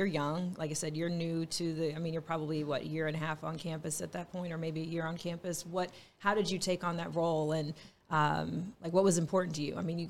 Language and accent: English; Texas, United States; Yes, I'm from Texas.